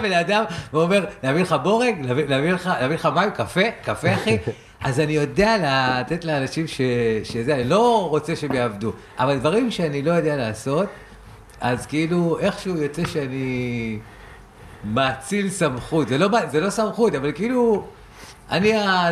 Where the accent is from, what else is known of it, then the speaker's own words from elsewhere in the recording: Rehovot, Central District, Israel; אני מרחובות